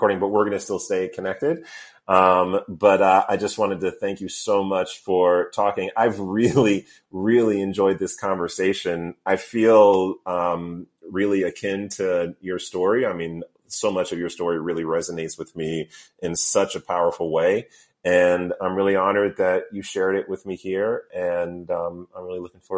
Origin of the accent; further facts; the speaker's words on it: New York, United States; also born or lived in Missouri; now in Oakland, United States; I'm a New Yorker, but I was actually born in the Midwest. I was born in Missouri and then moved to New York when I was 7.